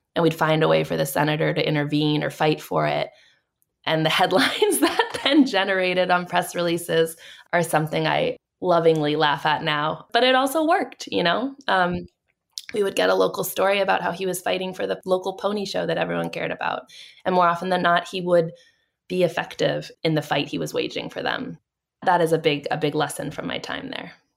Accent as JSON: {"language": "English", "town": "Boston", "region": "Massachusetts", "country": "United States", "said": "I'm from Boston"}